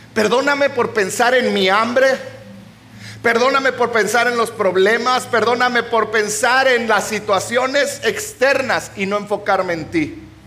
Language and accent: Spanish; Chihuahua, Mexico; moved away; Yo vengo de Chihuahua, donde en Chihuahua, Chihuahua, Chihuahua, donde hay chile chilaca de 880